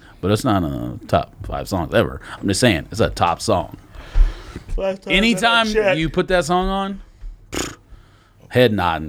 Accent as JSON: {"language": "English", "town": "Los Angeles", "region": "California", "country": "United States", "tie": "born or raised there", "said": "Growing up in Los Angeles"}